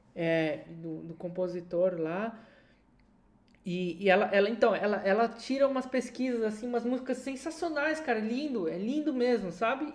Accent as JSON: {"language": "Portuguese", "country": "Brazil", "moved": "yes", "said": "dois brasileiros que estão fora do Brasil"}